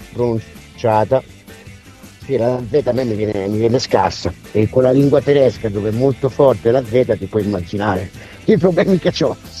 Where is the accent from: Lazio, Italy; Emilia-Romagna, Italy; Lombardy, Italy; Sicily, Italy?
Emilia-Romagna, Italy; accent: Romagnolo; moved away; se sono nati e cresciuti in Romagna, eh, il mio accento rimane questo